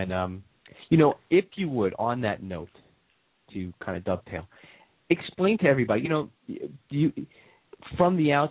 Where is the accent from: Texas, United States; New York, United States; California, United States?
New York, United States; when you were growing up in my home state of New York.